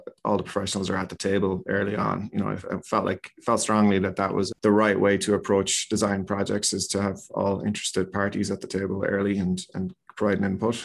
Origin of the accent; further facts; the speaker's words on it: Ireland; moved away as an adult; now in Chicago, United States; So we graduated there and moved to the States probably back in 97, 98.